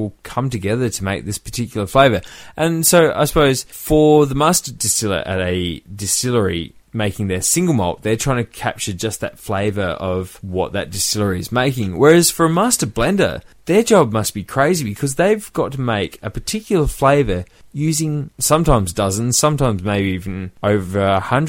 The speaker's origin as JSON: {"language": "English", "country": "Australia", "said": "because we're Australian, we'd probably say Jewers"}